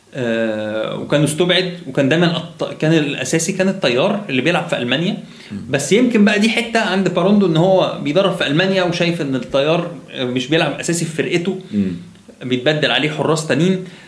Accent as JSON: {"language": "Arabic", "country": "Egypt", "said": "عندنا في مصر"}